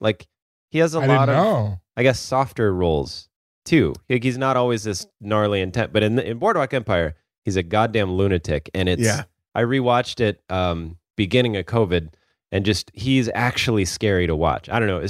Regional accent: Ireland; I'm an Irish boy.

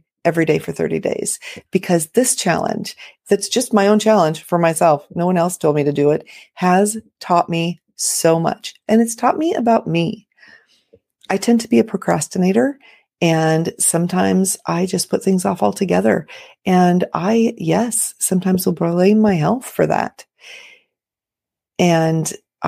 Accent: Los Angeles, California, United States; moved away as an adult; now in Florida, United States; I was raised in Los Angeles

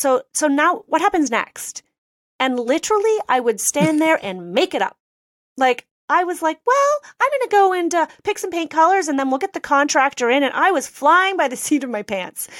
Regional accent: Canada; I'm Canadian

